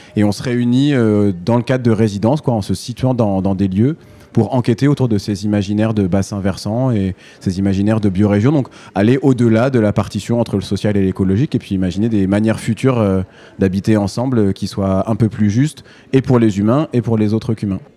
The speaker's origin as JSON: {"language": "French", "area": "Manche", "region": "Normandy", "country": "France", "tie": "born or raised there", "said": "je suis, je suis, originaire de la Manche, donc euh, je, je suis normand"}